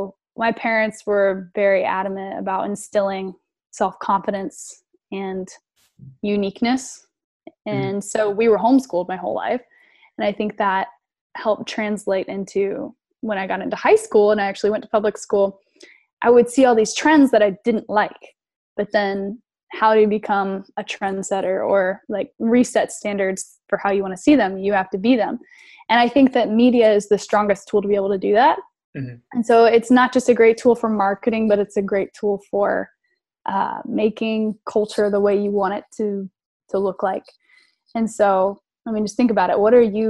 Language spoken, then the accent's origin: English; South Carolina, United States; I'm from South Carolina